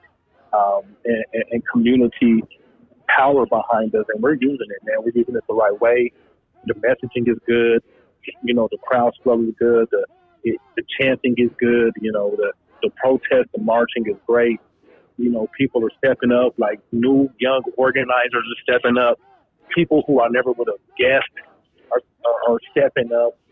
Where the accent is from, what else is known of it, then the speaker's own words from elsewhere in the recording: Denver, Colorado, United States; I grew up in Park Hill